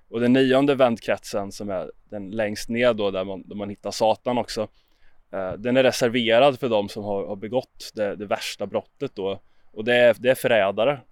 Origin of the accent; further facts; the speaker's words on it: Jönköping, Jönköping County, Sweden; Jag är uppvuxen i Jönköping